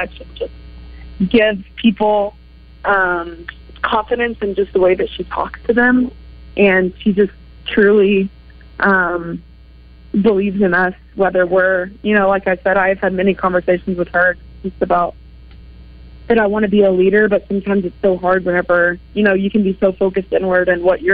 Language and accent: English; Arkansas, United States; me growing up in Arkansas